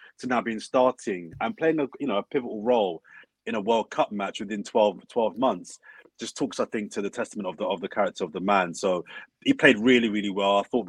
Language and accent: English; London, United Kingdom; So I'm from South London.